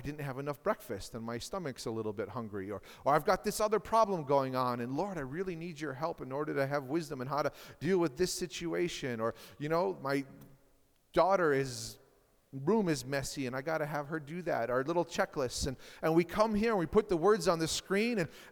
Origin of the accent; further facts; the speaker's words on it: Marshfield, Wisconsin, United States; I grew up in Marshfield, Wisconsin, which is about 18,000 to 20,000 people.